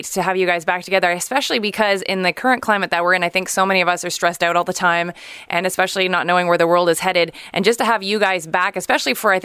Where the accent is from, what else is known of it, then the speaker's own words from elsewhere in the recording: Canada; we as Canadians